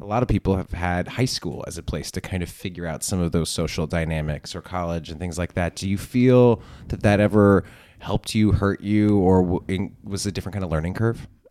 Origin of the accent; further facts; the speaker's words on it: Berkeley, California, United States; I come from Berkeley. I come from California bustling